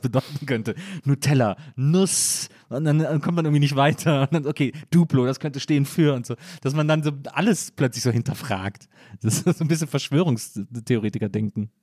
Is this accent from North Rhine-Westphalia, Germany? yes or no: yes; Wesseling, North Rhine-Westphalia, Germany; also born or lived in Bonn; ich bin ja äh, in Wesseling groß geworden